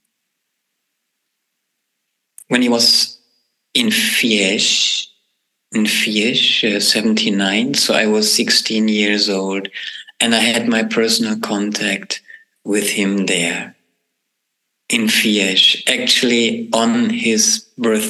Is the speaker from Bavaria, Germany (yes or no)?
no; Braunschweig, Lower Saxony, Germany; a group that has a health food store in my hometown